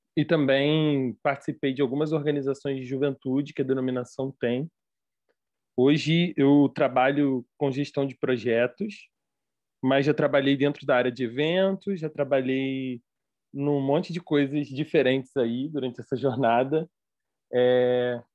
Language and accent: Portuguese; Rio de Janeiro, Brazil; accent: carioca; sou carioca, você pode ver pelo meu sotaque